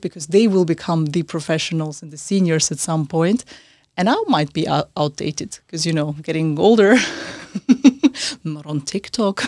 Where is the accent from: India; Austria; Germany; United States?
Austria; also born or lived in Central Asia; now in London, United Kingdom; I was born in Central Asia originally, I grew up in Austria